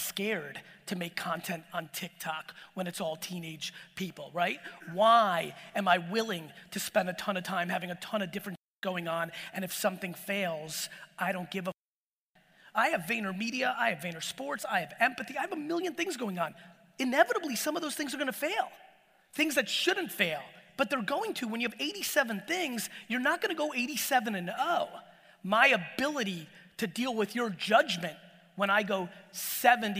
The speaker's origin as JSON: {"language": "English", "town": "Edison", "region": "New Jersey", "country": "United States", "tie": "born or raised there", "also_born_or_lived": "Soviet Union", "second_language": "English"}